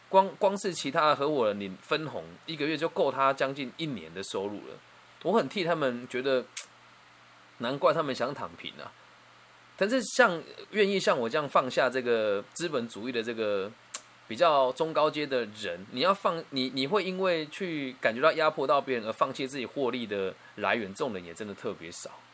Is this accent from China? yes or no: no; Changhua County, Taiwan; 我现在在我的家乡彰化这边，我一栋透天大概七百万到八百万台币就可以买到